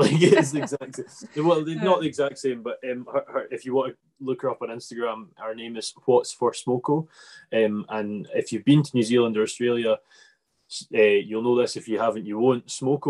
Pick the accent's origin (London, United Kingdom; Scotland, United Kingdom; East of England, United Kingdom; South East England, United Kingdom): Scotland, United Kingdom; I'm from Scotland